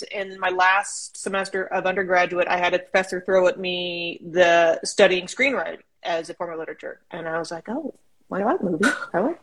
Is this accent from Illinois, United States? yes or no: no; Edison, California, United States; moved away as an adult; also born or lived in San Diego / London / Nairobi; now in Los Angeles, United States; I grew up in a town of 203 people. Yeah, it's small. Outside of Bakersfield. It's called Edison